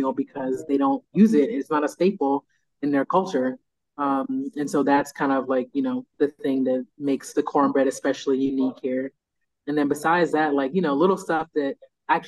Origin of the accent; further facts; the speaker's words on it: United States; moved away as an adult; now in Mexico; there's Black people in the U.S. and we're different from Black people from the Caribbean, from Africa